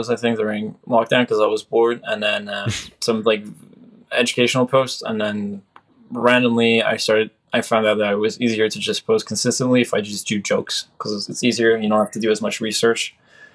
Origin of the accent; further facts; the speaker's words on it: Canada; I'm Canadian